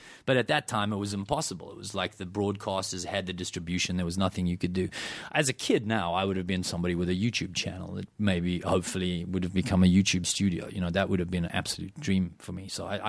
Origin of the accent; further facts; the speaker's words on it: South Africa; I grew up in South Africa. It doesn't get cold there, you know.